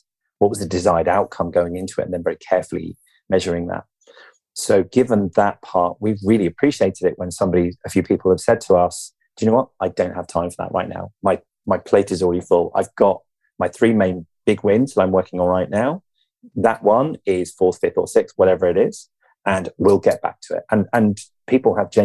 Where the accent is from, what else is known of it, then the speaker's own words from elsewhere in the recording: England, United Kingdom; You and I, being English